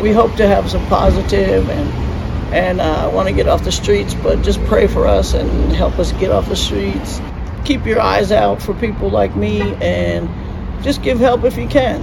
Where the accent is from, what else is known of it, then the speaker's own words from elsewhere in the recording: Cornwall, New York, United States; now in Atlanta, United States; there's a little town right near that's that's called Cornwall, and that's where I'm from